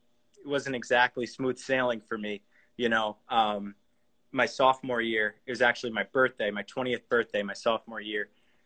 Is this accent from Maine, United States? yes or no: yes; South Portland, Maine, United States; I'm from South Portland, Maine, and I grew up here. I've lived here my whole life.